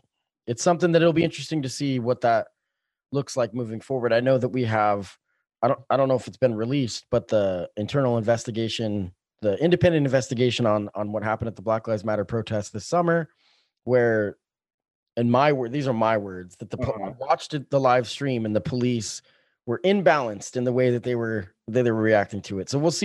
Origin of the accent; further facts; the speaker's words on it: Springfield, United States; I'm excited to see what happens in the future of Springfield. I love this town very much. It's my hometown.